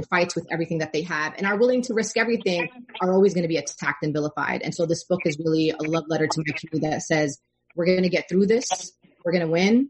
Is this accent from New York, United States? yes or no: yes; New York City, New York, United States; accent: Brooklyn; I grew up, I was born and raised in Brooklyn